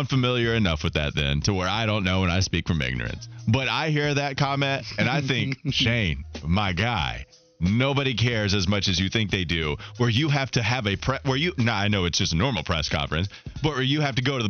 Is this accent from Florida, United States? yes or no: no; Catawba County, North Carolina, United States; accent: Southern; I'm from Catawba County.